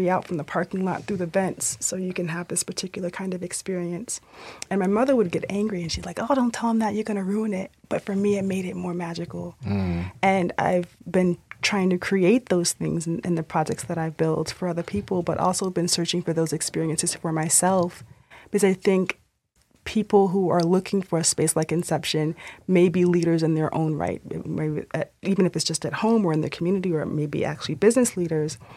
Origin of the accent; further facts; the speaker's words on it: Orlando, Florida, United States; also born or lived in Miami; I was raised in Orlando, between Orlando and Miami